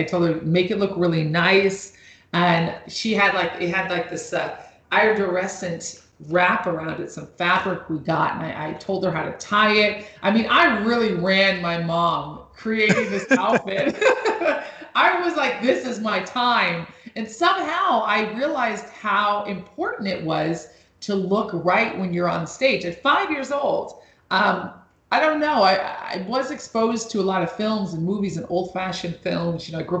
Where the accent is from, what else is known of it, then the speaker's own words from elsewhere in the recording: Los Angeles, California, United States; also born or lived in New York; I'm originally from Los Angeles and New York, and I love making music.